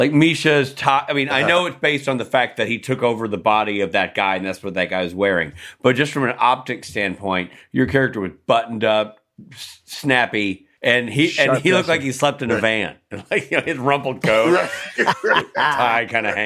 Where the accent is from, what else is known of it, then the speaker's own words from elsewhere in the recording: Nashville, Tennessee, United States; I'm from Nashville originally